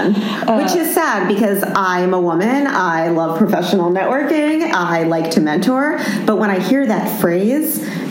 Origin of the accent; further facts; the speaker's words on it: New York, United States; Carolyn and I are New Yorkers. We are from New York.